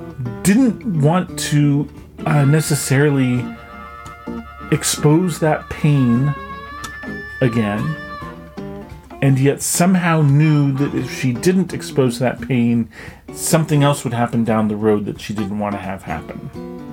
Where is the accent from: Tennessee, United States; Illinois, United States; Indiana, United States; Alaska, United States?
Alaska, United States; Anchorage; also born or lived in Bethel, Alaska / Hooper Bay, Alaska; I was adopted at 5 days old and flew to Anchorage, where I met my adopted family.